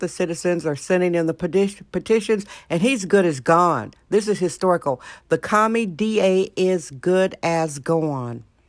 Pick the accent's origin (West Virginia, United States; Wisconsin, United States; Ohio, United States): Wisconsin, United States; now in San Francisco, United States; My home state, Wisconsin, Wisconsin